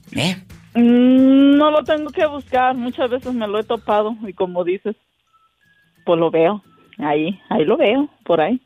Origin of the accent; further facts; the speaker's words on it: Guadalupe Victoria, Mexico; así se llama mi pueblo, La Virocha